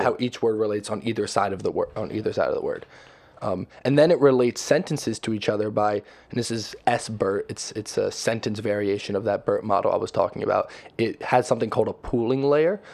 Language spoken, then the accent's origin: English; New Jersey, United States; moved away as an adult; also born or lived in Connecticut; We're from Jersey.